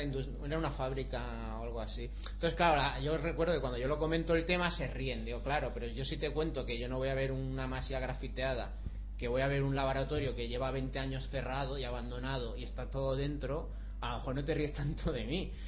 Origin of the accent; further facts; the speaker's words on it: Barcelona, Catalonia, Spain; yo es que soy de Barcelona